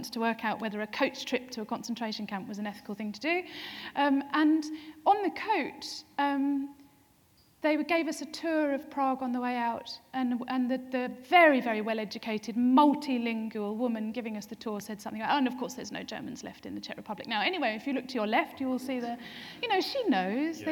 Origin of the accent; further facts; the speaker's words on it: Essex, East of England, United Kingdom; now in Norwich, United Kingdom; born and brought up in Essex, living in Norwich